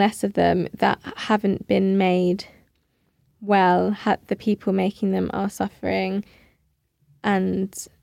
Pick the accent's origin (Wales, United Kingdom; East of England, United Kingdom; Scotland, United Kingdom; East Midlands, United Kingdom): East of England, United Kingdom; Hertfordshire; I grew up in Hertfordshire